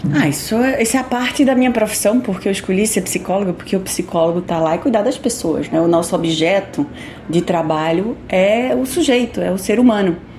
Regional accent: Brazil; como brasileiro que somos

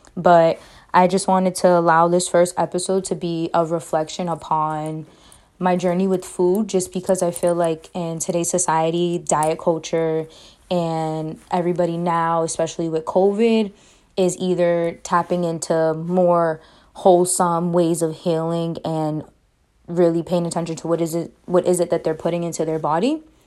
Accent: Boston, Massachusetts, United States; I'm from Boston, Mass.

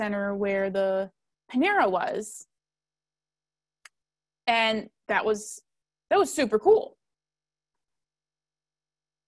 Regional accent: Nebraska, United States; I grew up in Nebraska

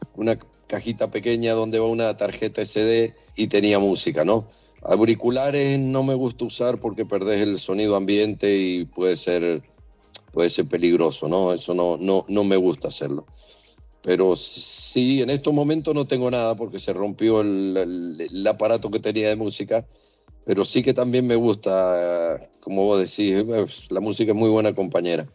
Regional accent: Mendoza, Argentina; moved away as an adult; Soy de Mendoza, eh, Argentina

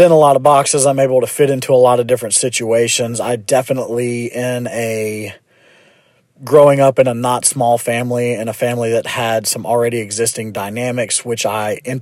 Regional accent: Memphis, Tennessee, United States; born and raised in Memphis, Tennessee.

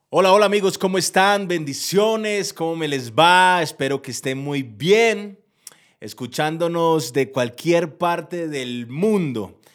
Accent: Colombia; soy un empresario de Colombia

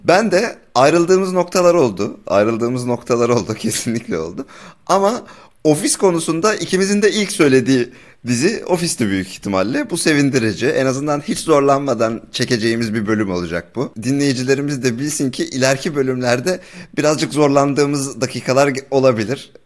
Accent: Turkey; Biz Türk'üz

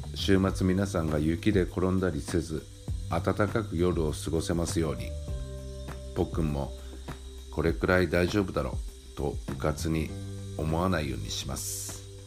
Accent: Kyushu, Japan; now in Tokyo, Japan; 生まれ育った九州の実家の方

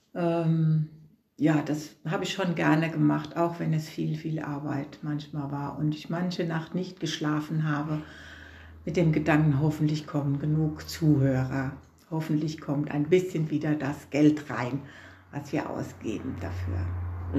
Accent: Flacht, Rhineland-Palatinate, Germany; now in Katzenelnbogen, Germany; geboren bin ich in Flacht

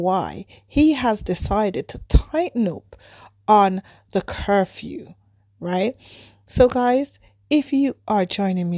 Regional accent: Jamaica; moved away; as a Jamaican living abroad

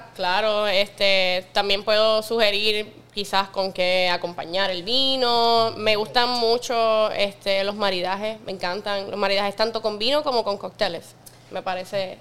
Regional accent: Puerto Rico; yo soy de Puerto Rico

